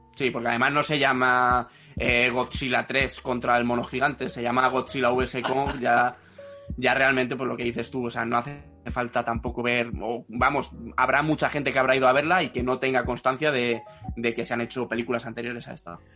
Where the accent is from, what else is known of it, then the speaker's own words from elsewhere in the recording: Spain; en España somos un poco agarrados en ese sentido